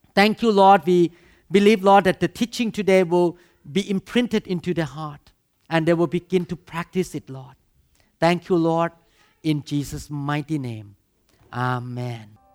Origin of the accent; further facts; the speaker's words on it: Thailand; English is a second language; moved away; I grew up in Thailand